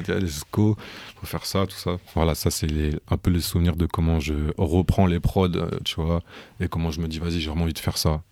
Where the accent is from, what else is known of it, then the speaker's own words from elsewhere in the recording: Rouen, Normandy, France; je suis né, j'ai grandi à Rouen